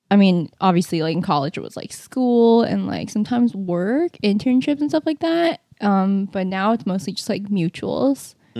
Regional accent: California, United States; moved away as an adult; also born or lived in Boston; now in New York, United States; my hometown in California

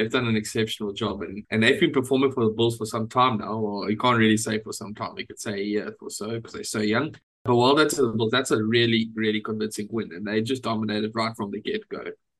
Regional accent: South Africa; As a South African, it's great

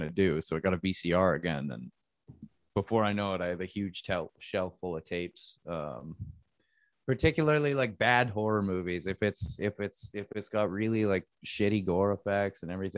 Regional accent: Niagara Falls, Ontario, Canada; also born or lived in Saskatchewan; now in Toronto, Canada; I mostly grew up around like the Niagara area. My parents moved me out there when I was like 7, and I was there from like around that time

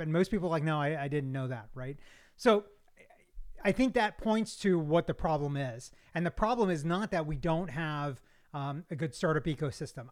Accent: Kentucky, United States; now in Georgia, United States; I'm not from, uh, Georgia originally. I'm from Kentucky, uh, but I've been here since eighty-nine.

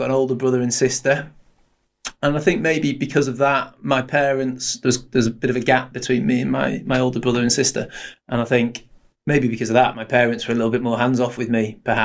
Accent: Blackpool, North West England, United Kingdom; I was lucky growing up in Blackpool

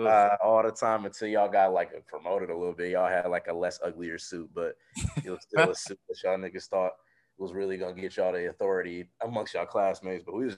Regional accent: Detroit, Michigan, United States; So from Detroit, born and raised.

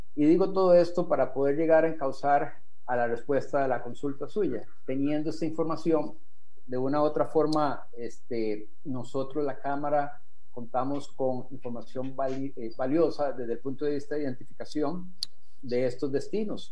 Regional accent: Costa Rica; deberíamos de sentirnos orgullosos como costarricenses

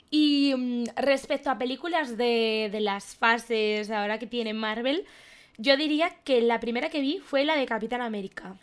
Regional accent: León, Castile and León, Spain; Yo soy de León

